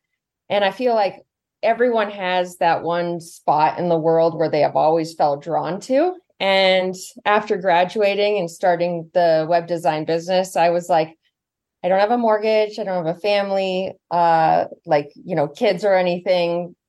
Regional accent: Santa Rosa, California, United States; also born or lived in San Jose, California; now in Lake Tahoe, United States; I'm originally from Northern California, from Santa Rosa, but I've bounced around all over California and lived a couple places outside the U.S. too. And then I always had the goal to end up here in Tahoe

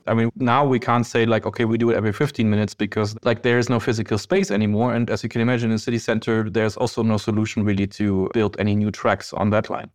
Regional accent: Berlin, Germany; I'm born and raised in East Berlin

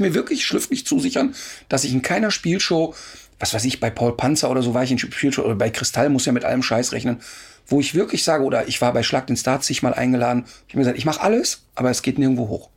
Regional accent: Duisburg, North Rhine-Westphalia, Germany; ich komme aus dem Ruhrpott und da gab es in Hochheide äh, drei solche Hochhäuser, 20-stöckig

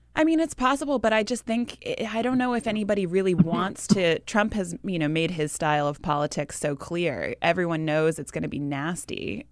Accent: New Hampshire, United States; moved away; my home state of New Hampshire

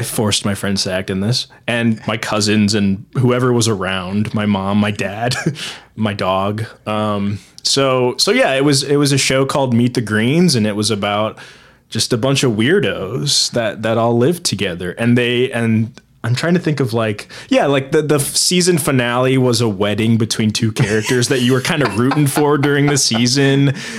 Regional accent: Fort Wayne, Indiana, United States; also born or lived in Muncie, Indiana; I was born there. I lived there for a good eighteen years

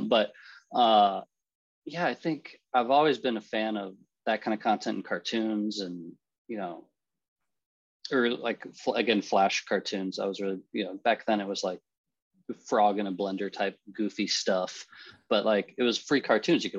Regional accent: Omaha, Nebraska, United States; moved away; also born or lived in Philadelphia / New York City; I grew up in Omaha, Nebraska

